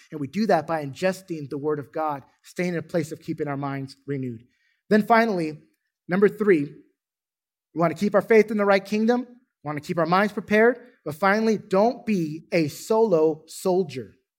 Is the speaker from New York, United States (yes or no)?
no; California, United States; now in Duncanville, United States; I'm from California